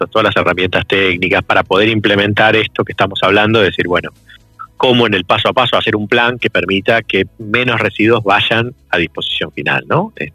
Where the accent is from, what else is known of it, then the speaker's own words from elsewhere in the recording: Tafí Viejo, Tucumán, Argentina; Vengo de Tafí Viejo en Tucumán